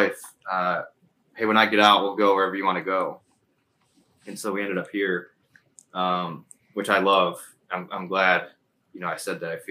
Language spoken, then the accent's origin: English; Toledo, Ohio, United States; moved away as an adult; also born or lived in Huron, Ohio; I grew up in Toledo, joined the Army in 2003